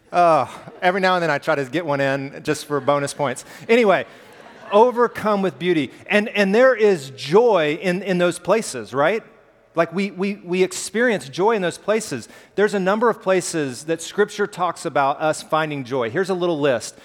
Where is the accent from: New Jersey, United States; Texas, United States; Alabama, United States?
Alabama, United States; I grew up in Alabama, and we have hills